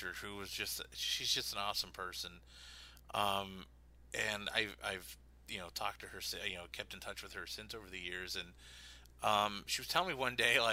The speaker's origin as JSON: {"language": "English", "town": "Pittsburgh", "region": "Pennsylvania", "country": "United States", "tie": "born or raised there", "moved": "yes"}